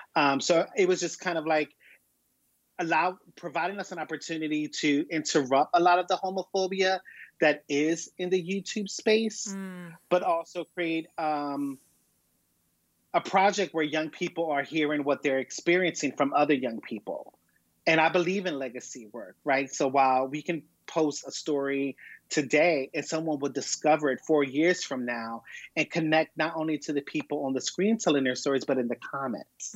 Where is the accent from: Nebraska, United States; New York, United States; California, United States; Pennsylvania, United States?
Pennsylvania, United States; Philadelphia; I'm born and raised in Philadelphia